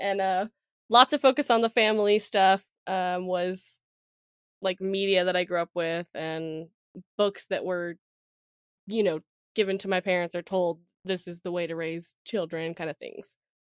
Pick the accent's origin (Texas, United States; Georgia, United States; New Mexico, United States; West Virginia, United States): New Mexico, United States; Vanderwagen; Yes. Basically south of Gallup. I grew up in Vanderwagen, which is like 30 minutes or 30 miles south of Gallup.